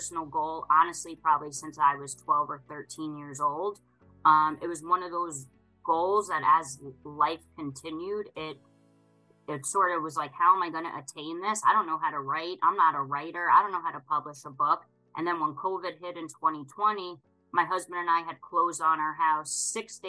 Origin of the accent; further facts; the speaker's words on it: Long Island, New York, United States; now in upstate New York, United States; born and raised on Long Island. I currently live in upstate New York